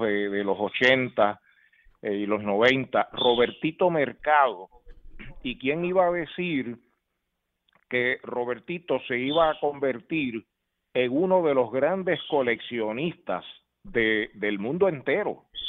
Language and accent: Spanish; Puerto Rico; crecimos escuchando esas transmisiones de grandes ligas y obviamente en el béisbol de Puerto Rico